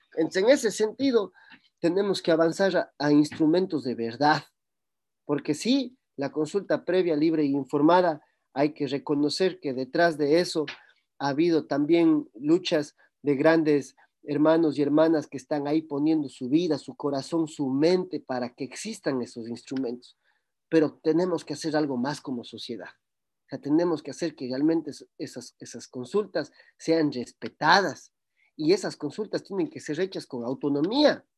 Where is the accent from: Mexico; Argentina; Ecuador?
Ecuador; Cuenca, Azuay; en el cantón Cuenca, en el cual yo nací